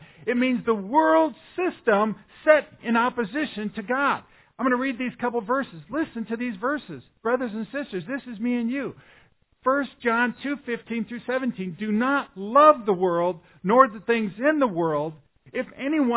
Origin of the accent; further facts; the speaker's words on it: Omaha, Nebraska, United States; I'm from South Omaha